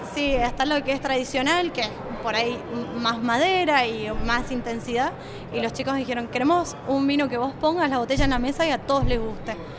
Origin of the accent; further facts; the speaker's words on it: Argentina; accent: Mendoza tonada; also born or lived in Napa, California, United States / Buenos Aires / Mendoza; Crecí acá en Argentina, estudié y cuando terminé de estudiar yo trabajaba de sommelier